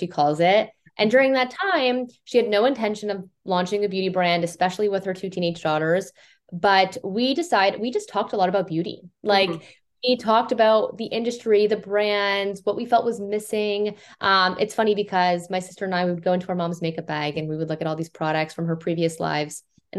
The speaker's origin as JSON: {"language": "English", "town": "Toronto", "region": "Ontario", "country": "Canada", "said": "We're Toronto Canadian."}